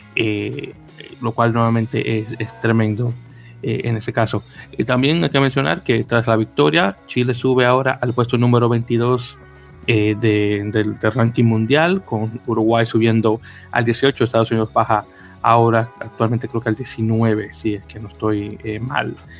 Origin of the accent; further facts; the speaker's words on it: Santo Domingo, Dominican Republic; now in United States; yo soy, yo soy de Santo Domingo, República Dominicana